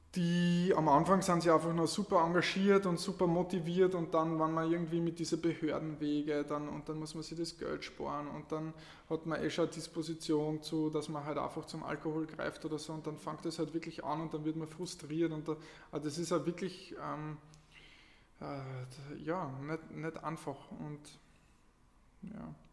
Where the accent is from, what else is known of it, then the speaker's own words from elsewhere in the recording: Lower Austria, Austria; moved away as an adult; also born or lived in Carinthia; now in Klagenfurt, Austria; Also ich bin ein Niederösterreicher in Kärnten und ähm, bin vor ungefähr neun Jahren nach Kärnten gekommen für Studium